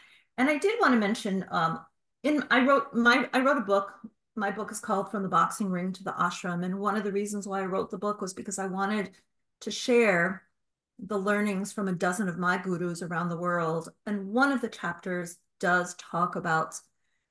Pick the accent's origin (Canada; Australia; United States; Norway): United States; growing up in the United States, when I did